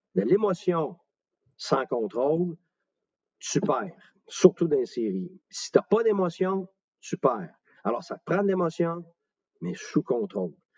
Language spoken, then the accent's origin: French; Quebec, Canada; je suis un Québécois moi aussi